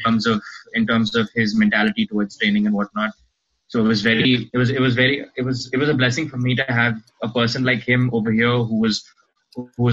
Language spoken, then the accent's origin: English; Pune, Maharashtra, India; I'm born and raised in Pune. I stay in Pune. I've been here all my life.